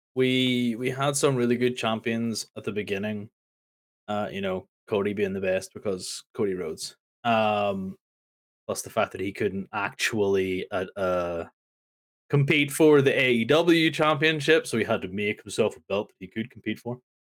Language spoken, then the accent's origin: English; Northern Ireland, United Kingdom; I am from Northern Ireland, and my country does not like snow